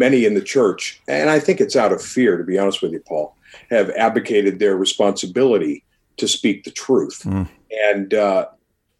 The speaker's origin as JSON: {"language": "English", "country": "United States", "said": "I'm an American."}